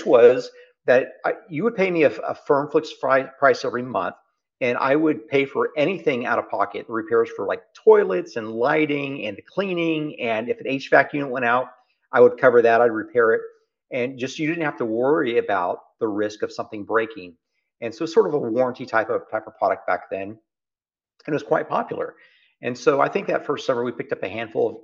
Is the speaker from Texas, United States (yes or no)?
yes; South Texas, United States; accent: Texas; also born or lived in Oklahoma City; We grew up down in South Texas, close to the Mexican border. We grew up at a two-bedroom house.